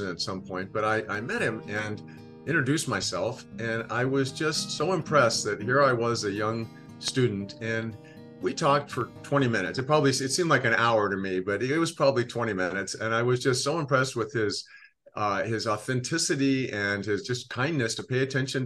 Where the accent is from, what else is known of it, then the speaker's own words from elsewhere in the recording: California, United States; moved away as an adult; also born or lived in Washington, D.C.; I was originally from California myself